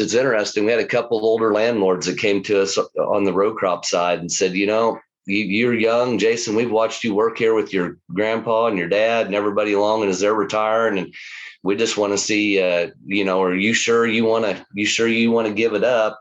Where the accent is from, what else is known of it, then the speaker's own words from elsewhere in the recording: Lawrence, Kansas, United States; this is home to us. It's the only place I've ever known. I've I've lived. I grew up in the house